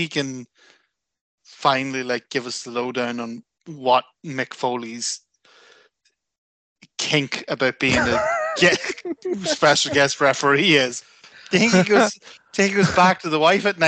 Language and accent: English; Armagh, Northern Ireland, United Kingdom; I'm from Armagh, and Armagh and South Armagh are very different things